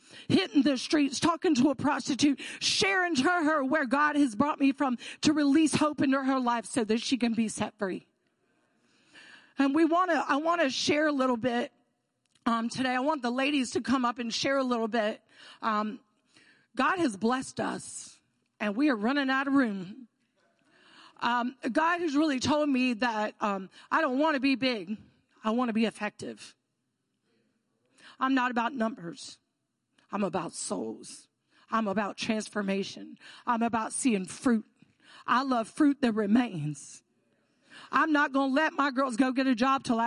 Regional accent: Florida, United States; moved away as an adult; now in Georgetown, United States; I am from Florida.

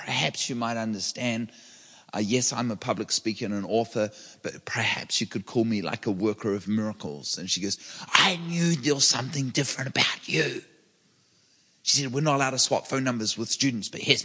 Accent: New Zealand; now in Redding, United States; I'm from New Zealand. I live in Redding, California, and I'm a public speaker and an author.

